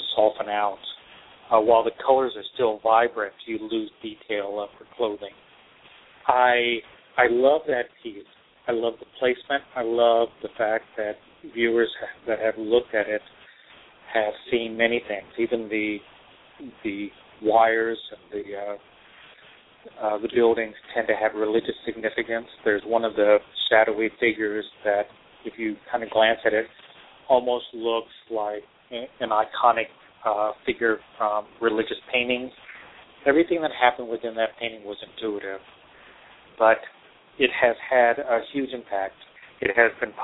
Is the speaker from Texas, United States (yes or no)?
yes; Texas, United States; also born or lived in New York; now in Seattle, United States; I grew up in Texas. I've moved to New York. I was in New York for 15 years, and now I'm on the West Coast in Seattle.